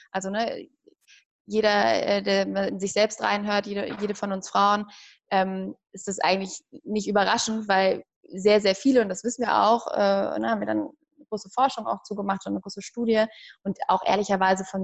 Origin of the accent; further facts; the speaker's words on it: Hamburg, Germany; moved away; ich komme ursprünglich aus Hamburg